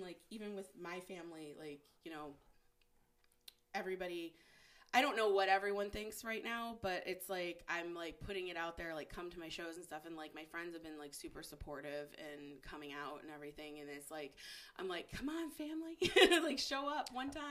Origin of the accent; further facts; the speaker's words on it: Downriver, Michigan, United States; I'm from Downriver